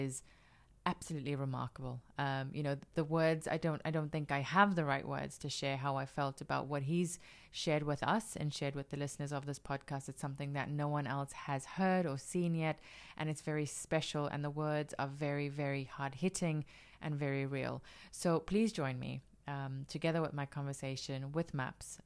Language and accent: English; South Africa; Being South African